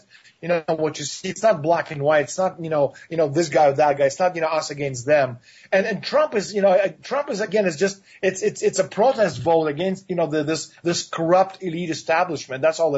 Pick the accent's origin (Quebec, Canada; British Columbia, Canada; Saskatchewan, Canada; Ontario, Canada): Ontario, Canada; Toronto; my hometown, Toronto, Canada.